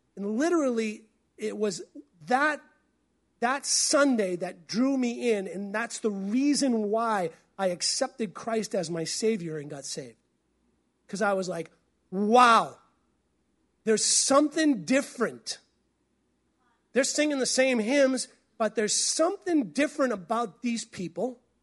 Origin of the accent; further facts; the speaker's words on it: New England, United States; moved away as an adult; also born or lived in Tulsa, Oklahoma; now in Pacific Northwest, United States; I came from New England